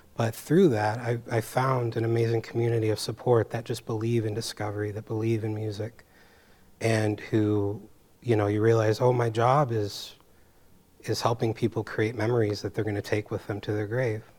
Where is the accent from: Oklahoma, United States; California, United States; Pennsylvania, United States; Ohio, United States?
California, United States; San Francisco; moved away as an adult; I came here from San Francisco, from the Bay Area